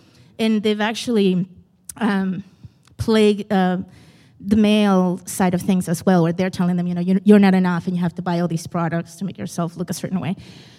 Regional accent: Iquique, Tarapacá, Chile; also born or lived in Lowell, United States; I'm from Iquique, Chile, by way of Lowell, Mass.

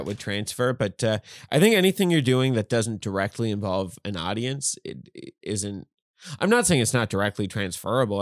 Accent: Newfoundland and Labrador, Canada; moved away; I'm from Newfoundland

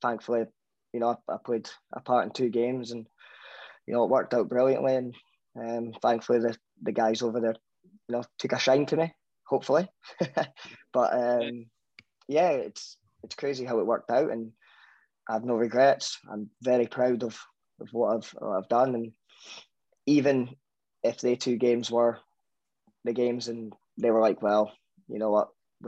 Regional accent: Scotland, United Kingdom; I'm fully Scottish

